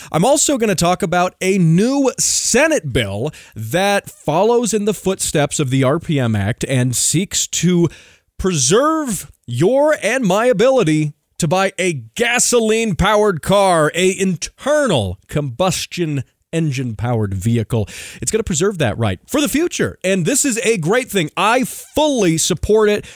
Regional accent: Colorado, United States; Colorado, my home state

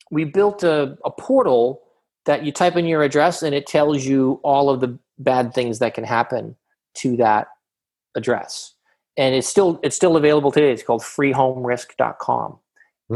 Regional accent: Boston, Massachusetts, United States; now in Southern California, United States; I'm originally from Boston, Massachusetts, Jamaica Plain to be specific

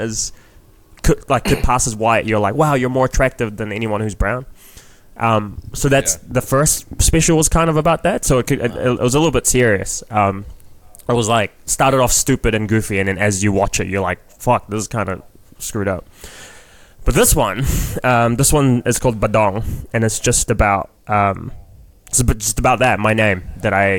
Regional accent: New Zealand; accent: Kiwi; moved away as an adult; now in Toronto, Canada; 20 years of growing up in New Zealand

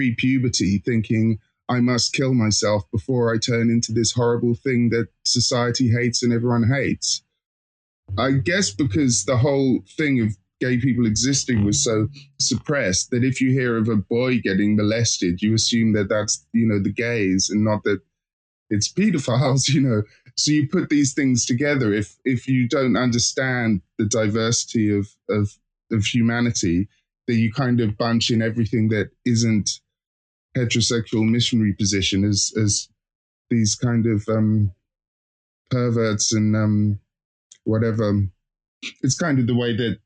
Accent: Hastings, South East England, United Kingdom; moved away; I'm originally from Hastings

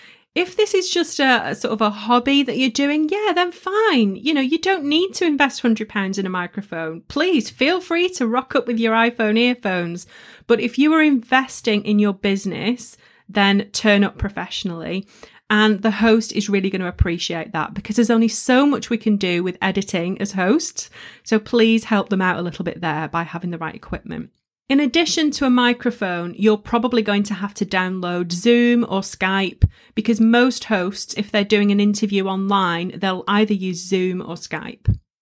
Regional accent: England, United Kingdom; You know, I'm a Northern girl and I embrace my accent and it's up there for all of you to hear.

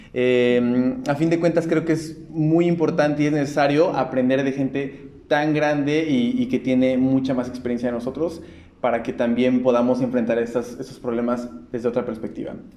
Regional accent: Puebla, Mexico; yo soy de Puebla

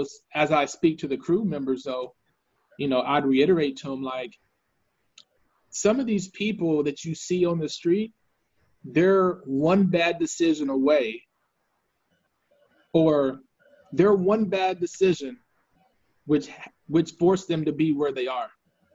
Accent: Austin, Texas, United States; also born or lived in San Antonio; when I was growing up in Austin and in San Antonio

